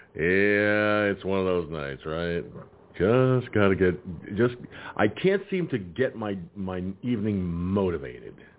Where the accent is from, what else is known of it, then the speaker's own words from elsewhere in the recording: Peekskill, New York, United States; moved away; the Peekskill Field Library in my home there in my hometown